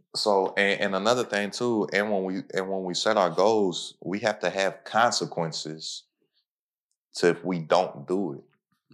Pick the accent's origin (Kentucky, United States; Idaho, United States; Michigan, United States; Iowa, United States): Kentucky, United States; Lexington; I'm from Lexington, Kentucky, literally the tippy top of Kentucky